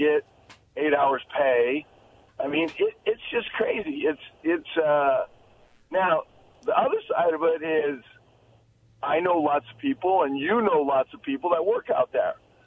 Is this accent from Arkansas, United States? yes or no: no; Tri-Cities, Washington, United States; I've lived here my whole life with the exception of chasing around the baseball world for a few years.